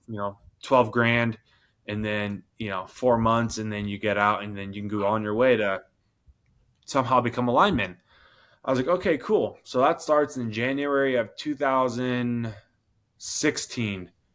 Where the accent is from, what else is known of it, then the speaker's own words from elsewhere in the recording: Washington, United States; for my hometown in Washington. My mom, she's a nurse. I grew up in the country